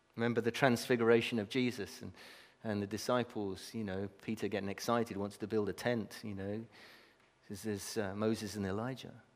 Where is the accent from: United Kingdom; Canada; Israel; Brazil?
Brazil; moved away; I was brought up in Brazil